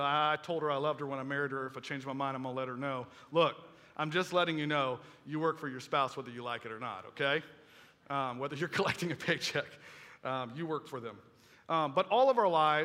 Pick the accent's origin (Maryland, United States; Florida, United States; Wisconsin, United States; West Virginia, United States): Florida, United States; Melbourne; I went to high school over at Melbourne High School